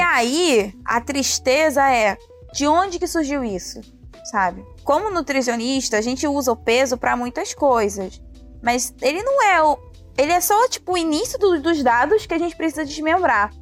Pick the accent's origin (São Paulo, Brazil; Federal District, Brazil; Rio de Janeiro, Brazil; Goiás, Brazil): Rio de Janeiro, Brazil; como cariocas e do Rio de Janeiro